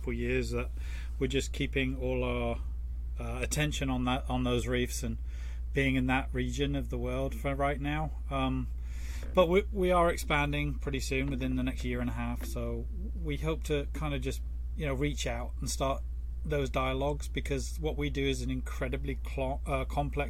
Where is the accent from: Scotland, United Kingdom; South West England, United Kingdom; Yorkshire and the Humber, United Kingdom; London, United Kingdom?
South West England, United Kingdom; Torquay; I grew up in Torquay